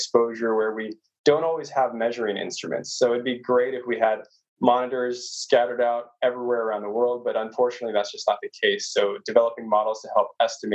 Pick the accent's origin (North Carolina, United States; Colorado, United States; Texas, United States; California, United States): California, United States; Orange County; I actually grew up in the city, sort of a suburb. I live in Orange County, which is one of the bigger counties in California